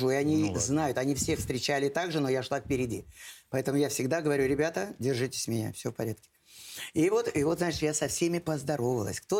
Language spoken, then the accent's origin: Russian; Volga region, Russia; я воспитывалась и росла на Волге. Великая русская река Волга – так вот, э, место, в которых э, приходилось жить, разные деревеньки, нас многонациональе.